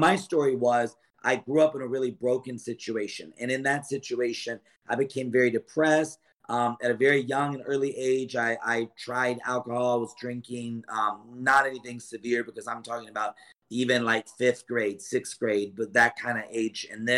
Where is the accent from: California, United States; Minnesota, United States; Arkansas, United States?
California, United States; also born or lived in Lodi; I grew up in California, the area that you're in. I was born in Lodi.